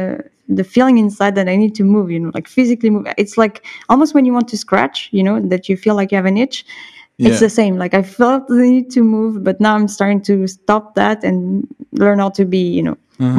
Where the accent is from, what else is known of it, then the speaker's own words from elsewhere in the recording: Bordeaux, Nouvelle-Aquitaine, France; also born or lived in Dax / Montpellier / Nice; I was born in Dax, which is like not too far from Biarritz. So on the southwest coast.